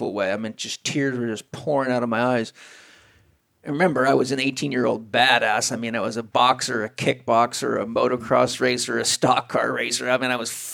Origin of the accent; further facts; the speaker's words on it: San Diego, California, United States; I'm from San Diego, California